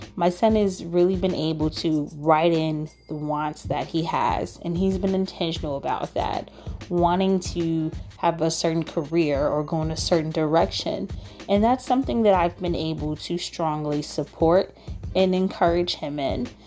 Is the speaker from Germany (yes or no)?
no; United States; as African American unschoolers